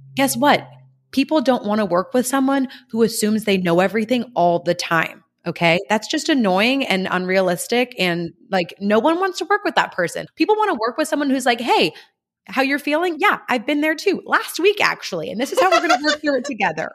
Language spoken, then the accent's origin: English; California, United States; moved away as an adult; also born or lived in Kentucky; I'm from California and I was very homesick